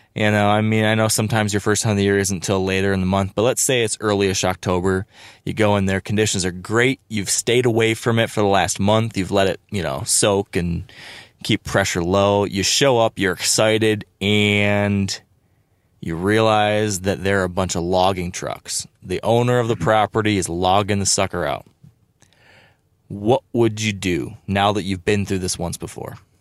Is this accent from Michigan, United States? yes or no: yes; Michigan, United States; my home state in Michigan